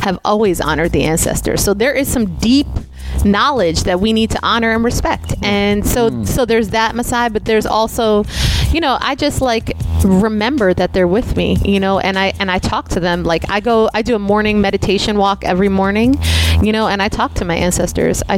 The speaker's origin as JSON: {"language": "English", "country": "Puerto Rico", "said": "I'm Puerto Rican, and Puerto Rico is a colony of the United States"}